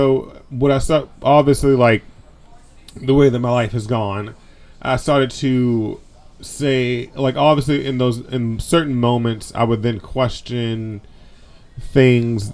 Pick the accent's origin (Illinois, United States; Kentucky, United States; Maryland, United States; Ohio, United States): Maryland, United States; I grew up in Maryland